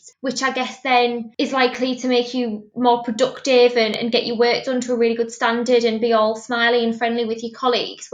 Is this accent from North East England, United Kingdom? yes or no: yes; Middlesbrough, North East England, United Kingdom; I'm from Middlesbrough, which is where I'm currently based